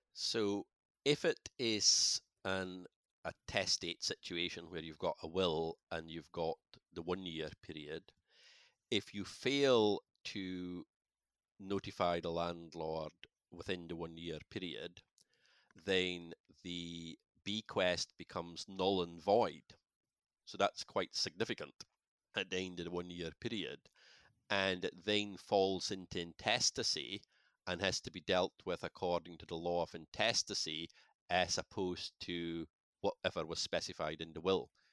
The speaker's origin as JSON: {"language": "English", "area": "Shetland", "region": "Scotland", "country": "United Kingdom", "said": "I come from Shetland"}